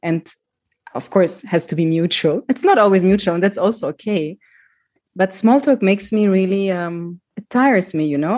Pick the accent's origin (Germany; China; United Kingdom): Germany; moved away; also born or lived in Greece; I grew up in Germany as a child with a migrant background